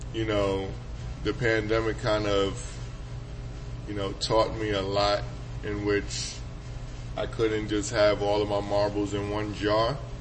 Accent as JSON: {"language": "English", "town": "New York City", "region": "New York", "country": "United States", "tie": "born or raised there", "said": "Me growing up in New York City is a big melting pot"}